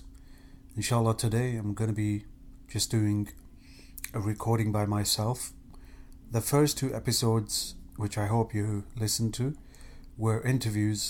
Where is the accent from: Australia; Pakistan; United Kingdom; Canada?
United Kingdom; England; moved away as an adult; now in Ohio, United States; I'm born and bred in England. I've been there for 38 years of my life